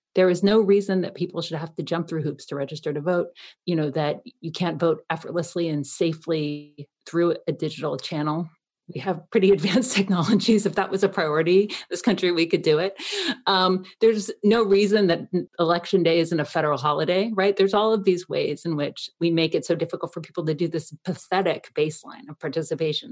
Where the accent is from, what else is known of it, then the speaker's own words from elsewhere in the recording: Athens, Georgia, United States; moved away; also born or lived in Canada; I'm a Canadian who grew up in Athens, Georgia